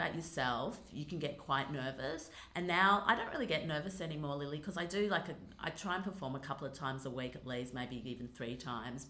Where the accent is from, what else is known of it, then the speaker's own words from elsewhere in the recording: Australia; accent: Australian; also born or lived in Los Angeles, United States; I'm definitely an Australian girl